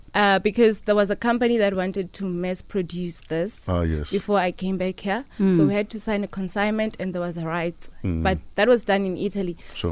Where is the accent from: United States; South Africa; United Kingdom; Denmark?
South Africa; Polokwane, Limpopo; I was born and raised in Tendo Block F